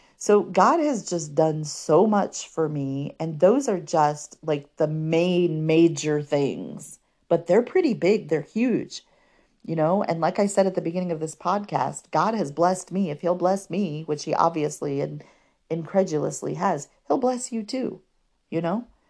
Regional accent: Fort Wayne, Indiana, United States; I was still living in my hometown of Fort Wayne at the time

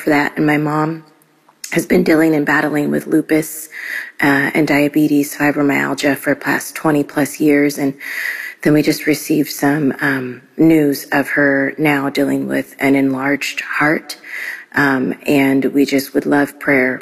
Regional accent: Midwest, United States; I'm from the Midwest.

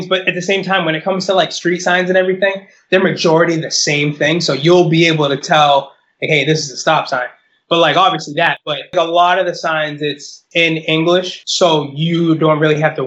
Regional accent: United States; I'm American

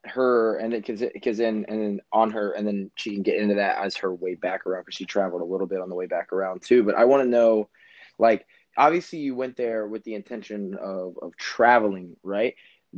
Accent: United States; as an American, right?

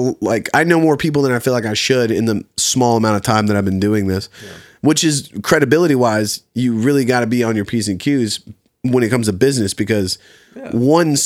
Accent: Colonial Heights, Virginia, United States; So a small town in Virginia called Colonial Heights. It's just outside of Richmond, right next to Petersburg, Virginia.

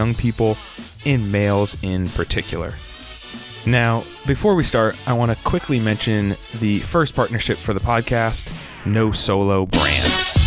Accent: outside of Boston, Massachusetts, United States; I am outside of Boston in my childhood bedroom

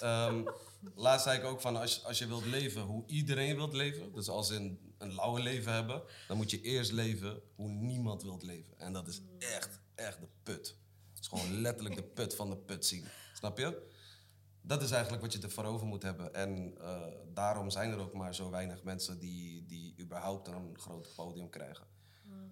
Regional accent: Zeeland, Netherlands; ik kom uit Zeeland, hè, dat is de kontgat van Nederland.

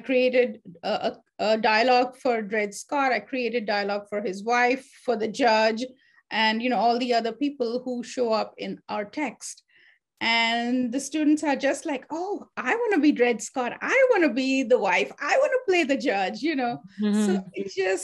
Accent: India; moved away; when I was growing up, I grew up in India

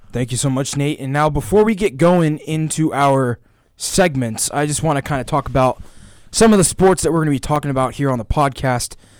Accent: Georgia, United States; I'm from Georgia

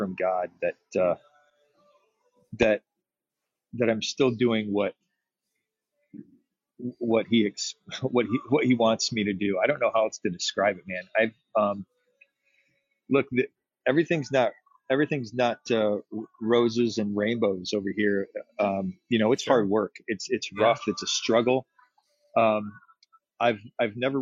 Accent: West Michigan, United States; moved away as an adult; also born or lived in Los Angeles; growing up in West Michigan, it's an amazing community

